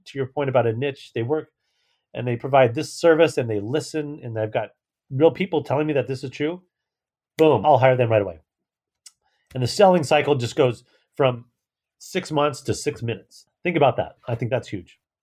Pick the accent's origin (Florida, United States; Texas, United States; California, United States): California, United States; San Francisco; San Francisco, obviously my hometown